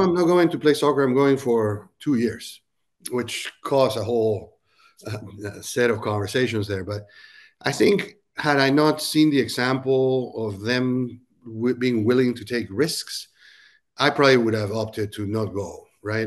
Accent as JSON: {"language": "English", "country": "Peru", "tie": "born or raised there", "also_born_or_lived": "Silicon Valley, United States", "moved": "as an adult", "lives_now": "Nashville, United States", "said": "I was actually born and raised in Peru and moved to the U S to go to college"}